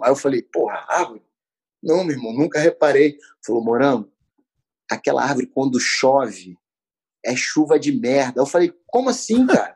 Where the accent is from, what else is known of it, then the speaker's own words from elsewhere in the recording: Rio de Janeiro, Brazil; fui criado no Meia, né? Subúrbio do Rio de Janeiro.